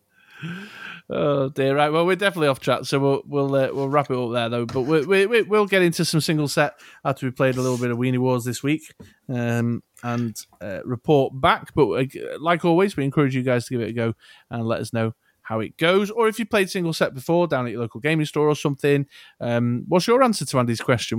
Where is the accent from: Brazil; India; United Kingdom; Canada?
United Kingdom; Manchester, North West England; accent: Mancunian; my Manck accent